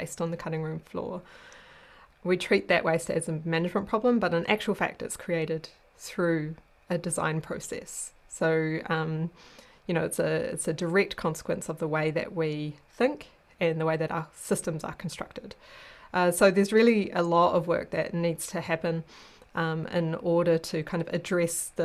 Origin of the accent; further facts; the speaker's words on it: New Zealand; moved away as an adult; now in Sweden; I'm a New Zealander